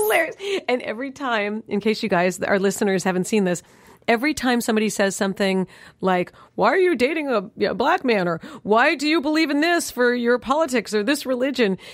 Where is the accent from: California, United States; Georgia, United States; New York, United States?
New York, United States; moved away; my tradition in New York, growing up in New York